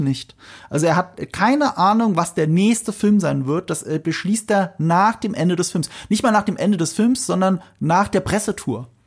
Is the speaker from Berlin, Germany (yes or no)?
no; near Ramstein, Rhineland-Palatinate, Germany; moved away; ich komme ja aus der Nähe von Rammstein. Und in Rammstein, jetzt muss ich mal aus dem Nähkästchen plaudern, da gibt's ein Kino, das ist das äh, Broadway-Kino. Da habe ich meine halbe Kindheit verbracht